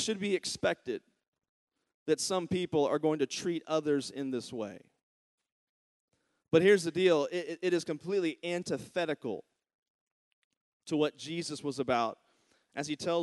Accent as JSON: {"language": "English", "region": "Virginia", "country": "United States", "moved": "yes", "said": "my home state, Charlottesville, Virginia"}